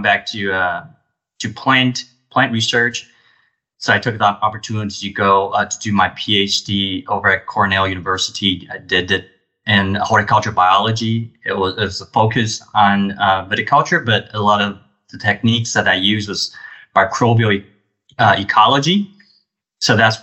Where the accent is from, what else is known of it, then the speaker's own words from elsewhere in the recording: Taipei, Taiwan; moved away as an adult; also born or lived in Dijon, France; now in United States; I came from Taiwan. I grew up in a city, Taipei. It's the capital of Taiwan.